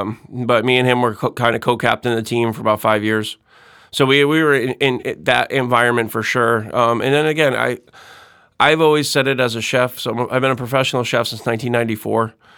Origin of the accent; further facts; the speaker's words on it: Windsor Locks, Connecticut, United States; moved away as an adult; also born or lived in Hartford, Connecticut; now in Saint Tammany Parish, United States; I grew up in Windsor Locks, Connecticut